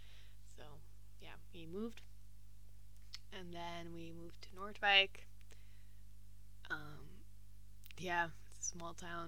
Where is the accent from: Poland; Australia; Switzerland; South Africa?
Switzerland; Geneva; born there; I was born in Geneva. And Geneva's the French part of Switzerland. And I'm half French.